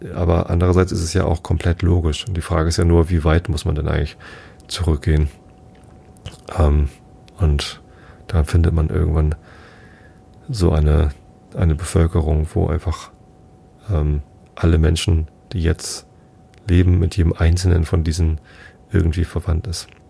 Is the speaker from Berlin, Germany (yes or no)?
no; Wistedt, Lower Saxony, Germany; ich bin in Wistedt aufgewachsen, samt Gemeinde Tostit